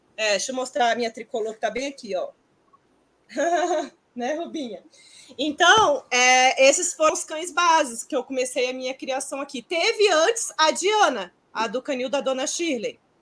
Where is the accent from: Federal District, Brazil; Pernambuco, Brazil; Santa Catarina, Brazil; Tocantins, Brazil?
Federal District, Brazil; Brasília; aqui em Brasília, que eu sou de Brasília